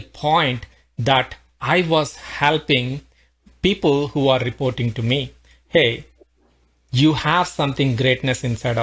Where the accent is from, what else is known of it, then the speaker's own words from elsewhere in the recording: India; moved away as an adult; now in Pittsburgh, United States; I'm originally from India, been living in US for almost like 19 years now